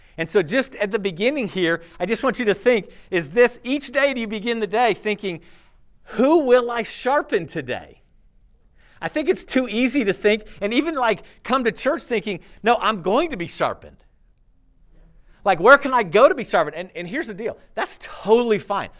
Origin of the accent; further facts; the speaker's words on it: California, United States; I was born in California to a family that had some Christian principles